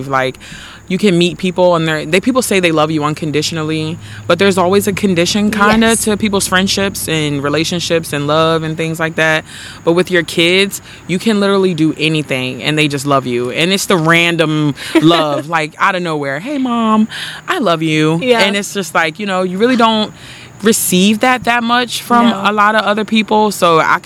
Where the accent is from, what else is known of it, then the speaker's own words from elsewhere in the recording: Lexington Park, Maryland, United States; I'm from Lexington Park, Maryland. Lived here all my life.